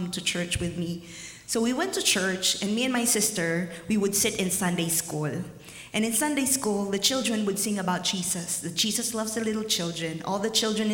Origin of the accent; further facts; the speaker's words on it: Philippines; moved away; growing up in the Philippines, it's really, really hard.